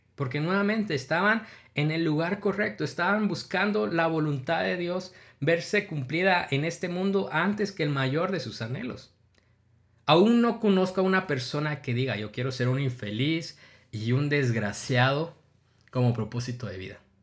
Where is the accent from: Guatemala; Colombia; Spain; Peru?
Guatemala; yo tengo 31 años, soy guatemalteco